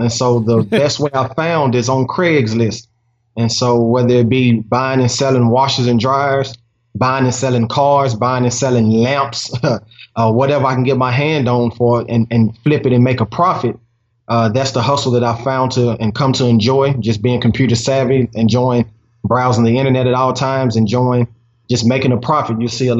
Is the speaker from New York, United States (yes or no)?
no; Nashville, Tennessee, United States; born and raised in Nashville, I'm a father of three.